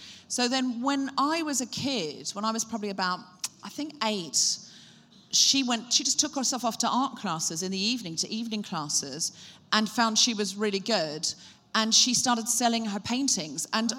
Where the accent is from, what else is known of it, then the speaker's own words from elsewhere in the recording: Gold Coast, Queensland, Australia; also born or lived in Brisbane; I was born in Brisbane, Australia. That's right. My accent comes and goes. I moved to the Gold Coast when I was 4.